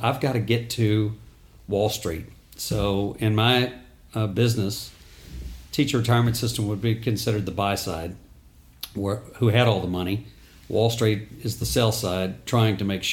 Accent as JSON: {"language": "English", "town": "Houston", "region": "Texas", "country": "United States", "tie": "born or raised there", "also_born_or_lived": "Austin, Texas", "said": "growing up in Houston, I was the oldest of three boys"}